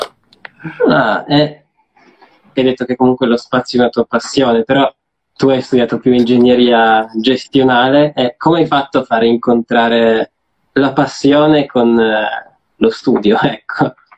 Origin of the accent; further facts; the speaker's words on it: Turin, Piedmont, Italy; noi siamo di Torino